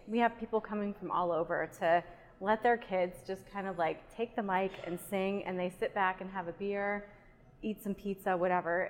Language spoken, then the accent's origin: English; Pennsylvania, United States; also born or lived in Germany / State College, Pennsylvania; I'm from Pennsylvania